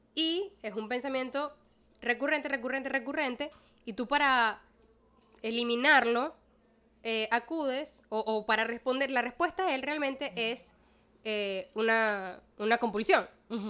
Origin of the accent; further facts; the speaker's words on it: Maracaibo, Zulia, Venezuela; moved away as an adult; now in Caracas, Venezuela; yo desde que me mudo a Caracas primero reafirmé muchísimo mi identidad maracucha.